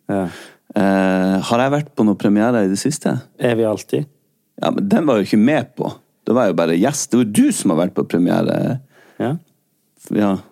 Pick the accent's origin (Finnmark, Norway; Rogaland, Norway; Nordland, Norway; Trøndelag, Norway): Rogaland, Norway; jeg er en rogalending.